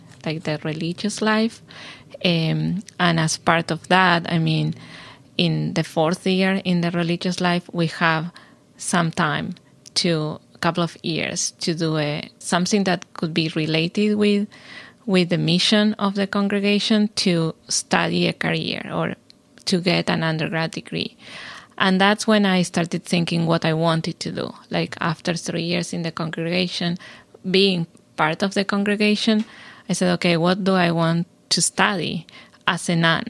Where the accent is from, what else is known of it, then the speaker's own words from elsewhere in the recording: Argentina; moved away as an adult; also born or lived in Houston, Texas, United States; now in Chapel Hill, United States; I am originally from Argentina, where I did my PhD. and my undergrad. And then I came here to do my postdoc in Baylor in Houston